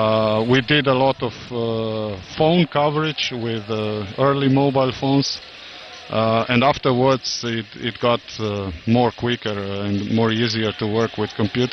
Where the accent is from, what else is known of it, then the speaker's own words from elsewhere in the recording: Rijeka, Primorje-Gorski Kotar County, Croatia; English is a second language; European Championship in Croatia in January. very near to my hometown in Rijeka.